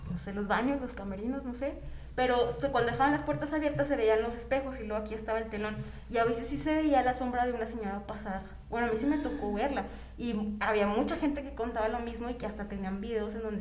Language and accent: Spanish; San Luis Potosí, Mexico; also born or lived in Río Verde, San Luis Potosí; soy de San Luis y yo viví mucho tiempo en Río Verde.